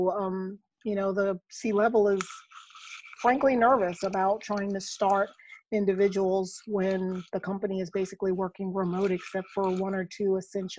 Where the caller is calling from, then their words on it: North Carolina, United States; I am dialing in from Spencer Health Solutions in the Raleigh-Durham area of North Carolina.